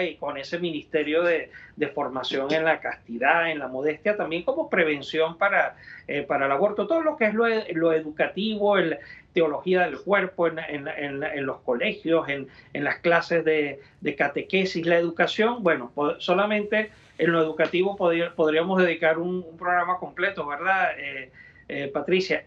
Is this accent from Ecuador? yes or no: no; Venezuela; moved away as an adult; now in United States; en Venezuela, donde yo nací y crecí y ejercí los primeros años de mi ministerio sacerdotal